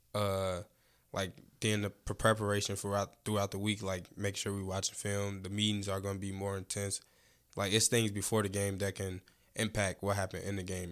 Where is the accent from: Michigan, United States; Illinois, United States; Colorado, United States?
Illinois, United States; Chicago; I'm from Chicago, Illinois, West Side